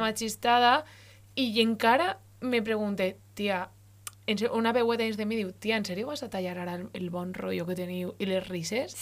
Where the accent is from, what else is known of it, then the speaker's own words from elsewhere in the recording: Valencian Community, Spain; first language Valencian; la meva llengua de veritat és el valencià